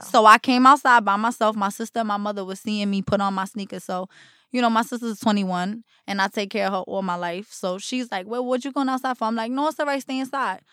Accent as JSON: {"language": "English", "town": "Jersey City", "region": "New Jersey", "country": "United States", "tie": "born or raised there", "also_born_or_lived": "Newark", "said": "I grew up in Jersey City in Newark."}